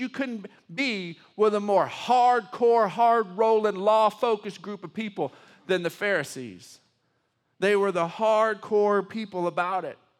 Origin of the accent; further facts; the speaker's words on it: Texas, United States; I'm a Texan, and I'm, I love being a Texan